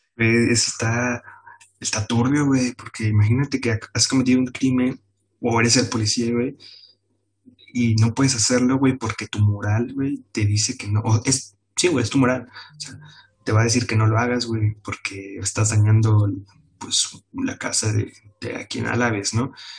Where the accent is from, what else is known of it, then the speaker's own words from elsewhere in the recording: Puebla, Mexico; estoy en Puebla